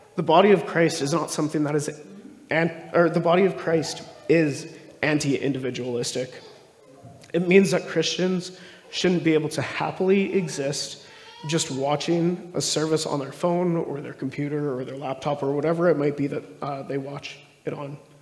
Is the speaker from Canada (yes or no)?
yes; Stony Plain, Alberta, Canada; also born or lived in Calgary; I grew up mostly in Stony Plain. So, it's just outside of Edmonton there.